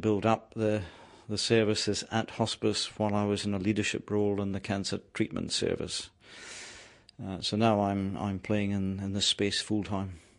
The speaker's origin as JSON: {"language": "English", "region": "Scotland", "country": "United Kingdom", "tie": "born or raised there", "also_born_or_lived": "New Zealand", "moved": "as an adult", "lives_now": "Palmerston North, New Zealand", "said": "I was born in Scotland. Uh, my mountains are the Grampians, my river is the Dee and the Don, and I moved to New Zealand 27 years ago"}